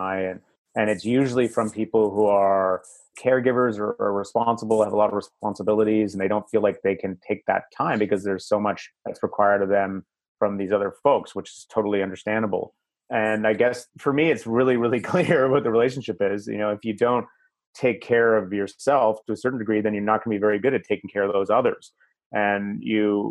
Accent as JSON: {"language": "English", "country": "Canada", "said": "I'm Canadian"}